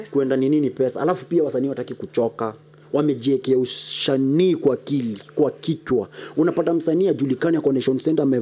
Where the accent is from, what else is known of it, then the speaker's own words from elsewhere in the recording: Kenya; Eh, mimi ni Mkamba.